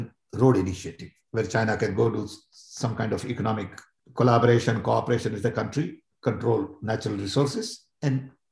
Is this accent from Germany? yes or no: no; India; I'm Indian